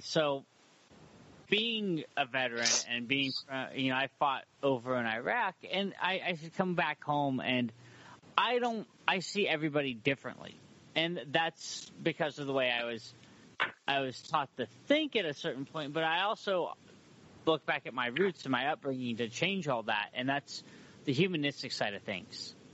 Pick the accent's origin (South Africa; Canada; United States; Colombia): United States; Humboldt County, California; moved away as an adult; now in Portland, United States; I'm from Humboldt County, California